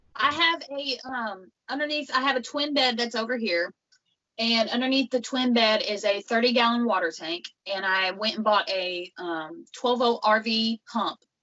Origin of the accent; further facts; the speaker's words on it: Western Kentucky, United States; where I'm from is from Western Kentucky. It's um, about a little town called Catawba